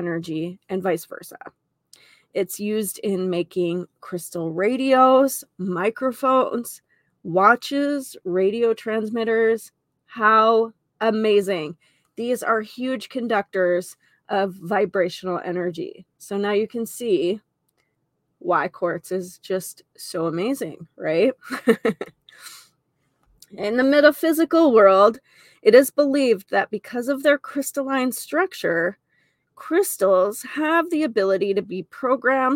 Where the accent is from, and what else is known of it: Lemmon, South Dakota, United States; born or raised there; moved away as an adult